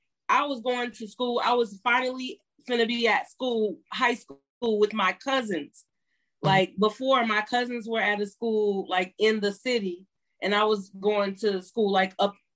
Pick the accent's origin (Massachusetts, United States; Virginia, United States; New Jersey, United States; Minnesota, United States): Minnesota, United States; also born or lived in Guam / Connecticut, United States / New York, United States / Philadelphia, United States; So after that, when he left the service, we came back east. I remember vaguely being in Connecticut for a short time, and then New York, upstate New York, and Philadelphia, and then Minnesota since I was 14. I really feel like I'm from Minnesota though.